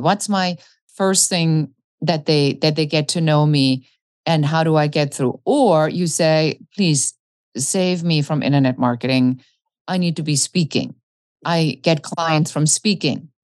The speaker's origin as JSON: {"language": "English", "country": "Germany", "tie": "born or raised there", "said": "when I grew up in Germany, I was very much the kid that looked at the planes wondering where they were going."}